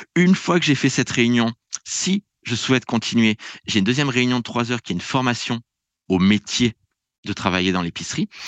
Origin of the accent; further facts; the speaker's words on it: France; moved away; je viens de France